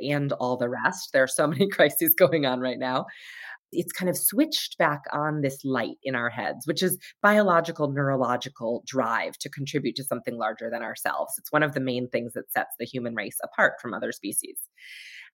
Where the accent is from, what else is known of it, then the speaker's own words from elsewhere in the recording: Hartford, Connecticut, United States; I was at this awesome urban elementary school, public school in Hartford, Connecticut